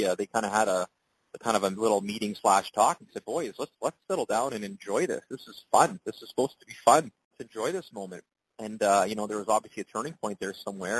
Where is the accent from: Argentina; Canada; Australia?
Canada; Alberta; moved away; I grew up a pretty big curling fan slash curler when I grew up in Alberta, and I got to play junior and some Super League in Edmonton